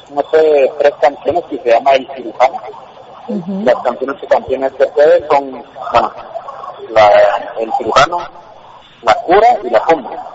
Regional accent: Guatemala

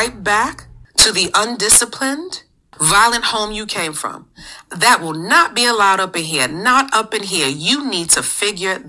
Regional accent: New York City, New York, United States; We're from the Bronx, New York

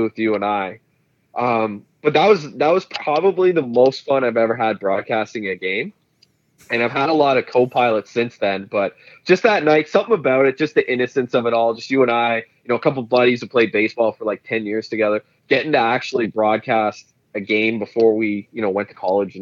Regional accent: Renfrew, Ontario, Canada; I was from Renfrew, you know, the bitter rival.

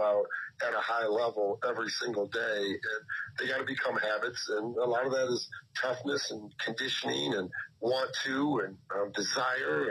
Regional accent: Iowa, United States; growing up in Iowa

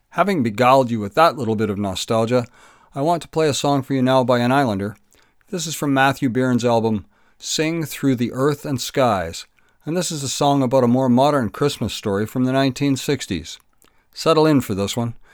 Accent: Kemble, Ontario, Canada; I grew up in Kemble

